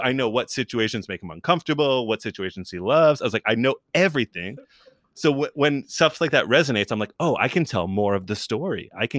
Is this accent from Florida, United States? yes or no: no; New York City, New York, United States; now in Los Angeles, United States; I'm from New York, lived in New York, went to college for a second in New York, worked in New York before I moved to LA.